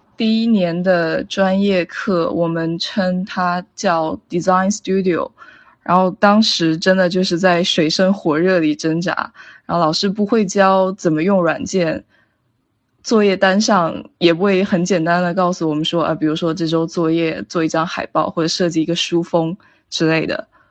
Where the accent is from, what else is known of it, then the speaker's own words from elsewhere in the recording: Shenzhen, Guangdong, China; moved away as an adult; also born or lived in Providence, Rhode Island, United States; 我出生于深圳，是一名正在学习中的平面设计师。呃，目前就读于罗德岛设计学院